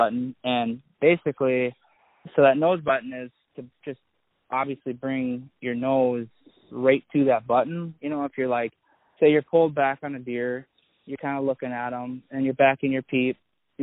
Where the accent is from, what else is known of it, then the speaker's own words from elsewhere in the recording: Annandale, Minnesota, United States; now in Osceola, Wisconsin, United States; I'm from Annandale, Minnesota.